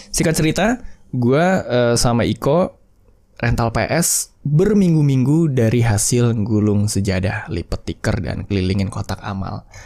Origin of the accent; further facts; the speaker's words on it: West Sumatra, Indonesia; BTW gue juga orang Minang sih.